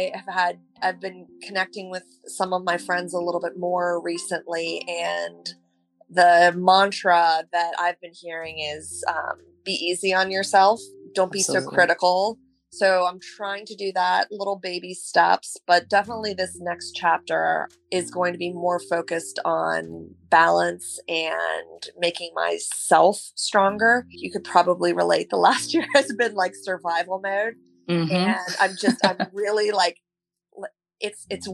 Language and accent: English; Ohio, United States; I grew up in Ohio